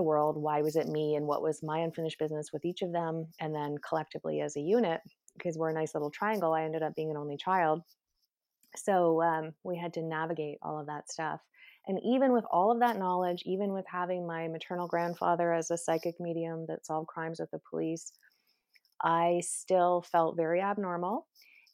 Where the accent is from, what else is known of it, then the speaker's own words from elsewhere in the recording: Canada; I'm Canadian